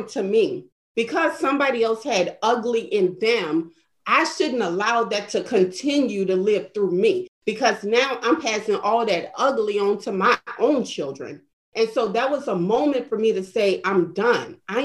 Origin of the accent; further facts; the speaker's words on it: New Orleans, Louisiana, United States; moved away as an adult; I came from New Orleans, Louisiana, shortly after Hurricane Katrina, being trapped in the city for 3 days